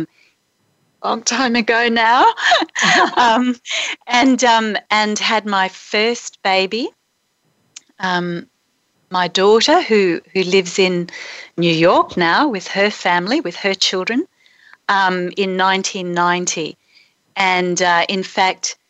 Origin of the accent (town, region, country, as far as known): Brisbane, Queensland, Australia; born or raised there